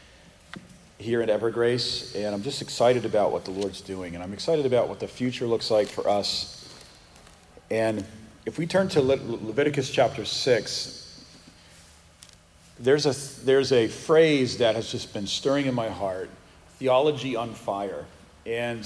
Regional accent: Northeast, United States; moved away as an adult; also born or lived in Massachusetts; now in Texas, United States; I'm from the Northeast

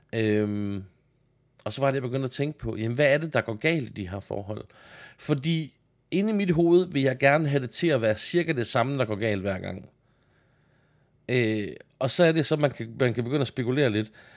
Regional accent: Denmark; jeg er jyde

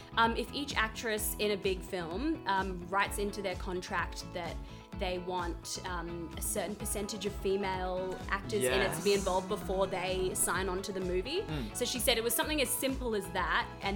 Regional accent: Australia; we're Australian.

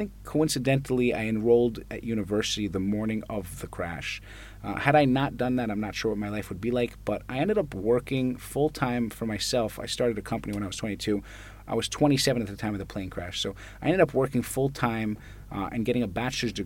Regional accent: New York City, New York, United States; moved away as an adult; now in Tel Aviv, Israel; I grew up in Manhattan

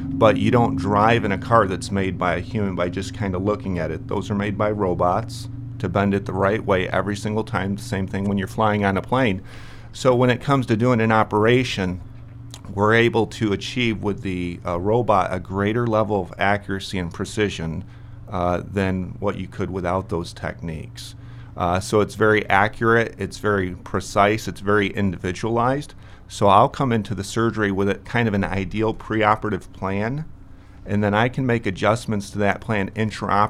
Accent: rural Michigan, United States; moved away as an adult; now in Brookings, United States; I'm from rural Michigan. That's where I grew up

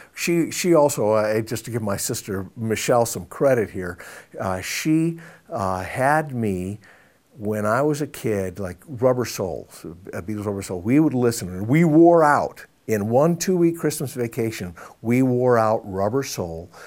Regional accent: Iowa, United States; growing up in Iowa.

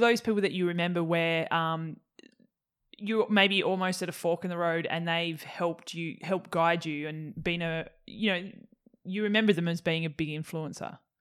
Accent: Tasmania, Australia; moved away; I'm from Tassie originally

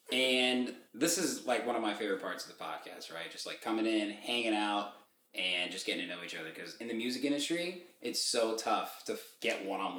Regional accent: Indiana, United States; now in Chicago, United States; Like I came from Indiana.

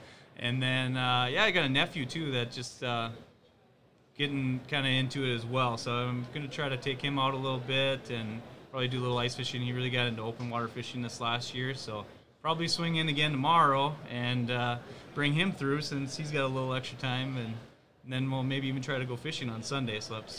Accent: Fargo, North Dakota, United States; from Fargo here. I live in town

